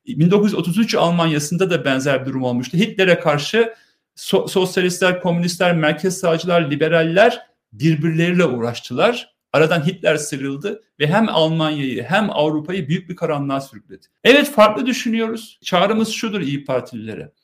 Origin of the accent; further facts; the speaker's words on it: Turkey; Ben Ermeniyim, Hristiyanım, benim kimliğim onurum. Aynı zamanda Türkiye Cumhuriyeti vatandaşıyım.